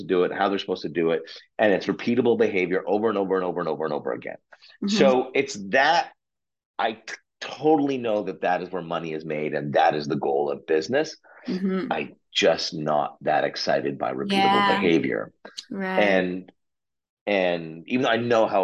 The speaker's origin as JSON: {"language": "English", "town": "Oshawa", "region": "Ontario", "country": "Canada", "tie": "born or raised there", "said": "I grew up in Canada's Flint, Michigan, called Oshawa, Ontario"}